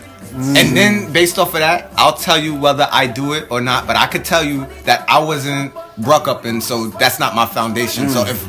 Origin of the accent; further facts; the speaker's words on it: New York City, New York, United States; I was born and raised in Bed-Stuy, raised in Eastern New York. I'm a hood dude.